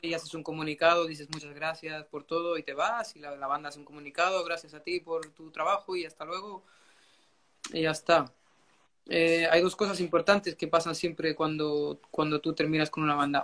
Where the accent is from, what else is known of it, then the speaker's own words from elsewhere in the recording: Chile; moved away as an adult; also born or lived in Madrid, Spain; now in Bucharest, Romania; yo soy nacido en Chile